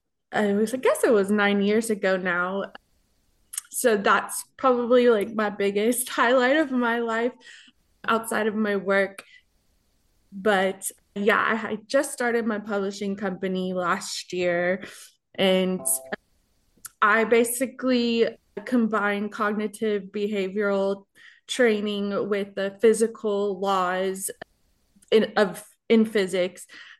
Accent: Austin, Texas, United States; now in Cincinnati, United States; I'm a number one best-selling author in the self-help genre. I'm originally from Austin, Texas, but I now live in Cincinnati, Ohio.

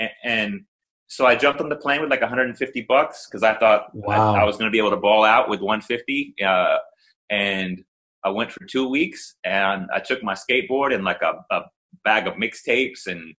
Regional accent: Indiana, United States; moved away as an adult; also born or lived in Hammond, Indiana / Dallas, Texas; now in Puerto Rico; I grew up in Indiana. So I was born in Hammond, Indiana. And then I grew up in like a little small town about 3 hours east of Chicago, for the first 18 years of my life.

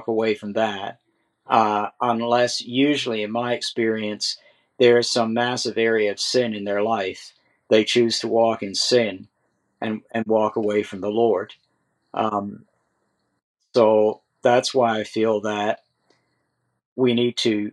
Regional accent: Canada; I'm a Canadian, I'm subject to the Queen

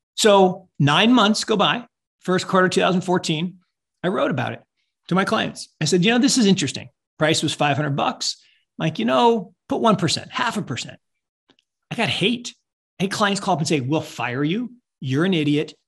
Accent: Seattle, Washington, United States; I grew up in Seattle

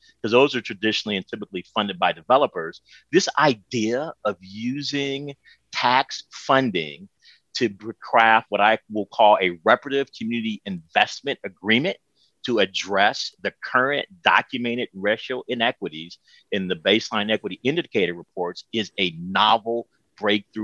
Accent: Oakland, California, United States; as a Black man growing up in Oakland, America

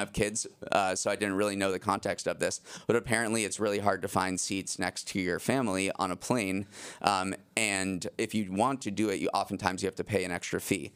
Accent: Massachusetts, United States; I grew up in Massachusetts and my neighbor had an ice rink in our backyard

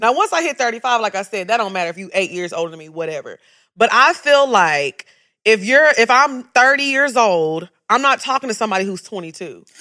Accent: United States; growing up in America

